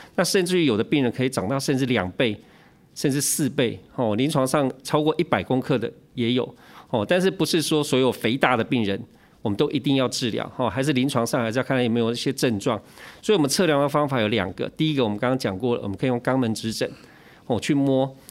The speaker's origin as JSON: {"language": "Chinese", "country": "Taiwan", "said": "以前我们台湾人谚语嘛"}